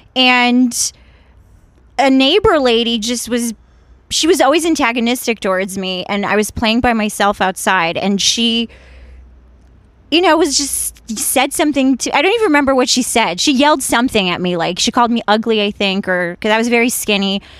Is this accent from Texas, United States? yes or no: no; Washington, District of Columbia, United States; born or raised there; also born or lived in Ukraine; now in Los Angeles, United States